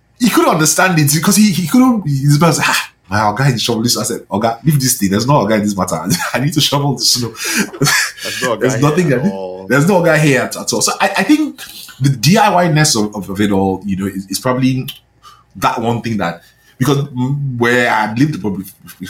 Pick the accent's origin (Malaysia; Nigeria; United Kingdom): Nigeria; moved away as an adult; now in Canada; growing up in Nigeria